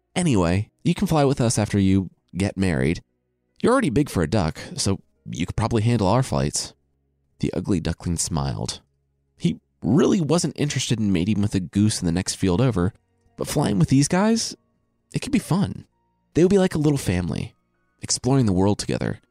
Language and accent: English; Loveland, Ohio, United States; moved away as an adult; I'm from Loveland, Ohio. It's a suburb of Cincinnati, and I lived there from when I was two to when I left for college